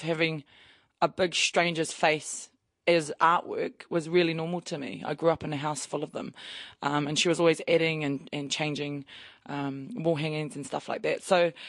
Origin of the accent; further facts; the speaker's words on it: Cambridge, Waikato, New Zealand; now in Papamoa, New Zealand; I'm Ngāti Hine and Ngāti Kahungu ki Wairua. Born and raised in Cambridge. So I also have links also to Tainui as well